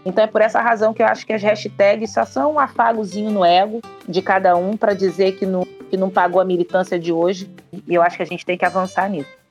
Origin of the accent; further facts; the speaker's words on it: Rio de Janeiro, Brazil; Sou daqui do Rio de Janeiro.